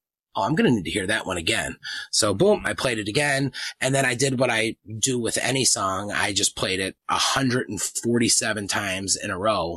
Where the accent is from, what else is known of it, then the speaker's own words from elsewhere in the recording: East Coast, United States; I grew up in the East Coast